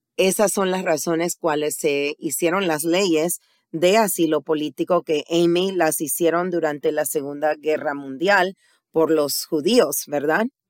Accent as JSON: {"language": "Spanish", "country": "Panama", "moved": "yes", "lives_now": "United States", "said": "yo soy originalmente de Panamá"}